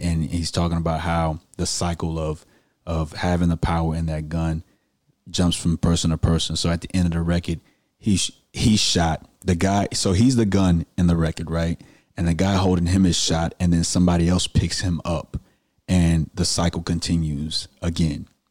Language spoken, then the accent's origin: English; Houston, Texas, United States; I'm from the Southwest and I went to Booker T. Washington. We the real Eagles in Houston, Texas.